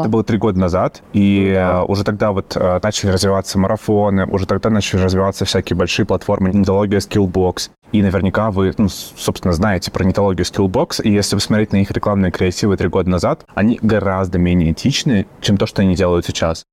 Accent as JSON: {"language": "Russian", "town": "Yaroslavl", "region": "Yaroslavl Oblast", "country": "Russia", "tie": "born or raised there", "also_born_or_lived": "Saint Petersburg", "moved": "yes", "said": "в Ярославль, мой родной город"}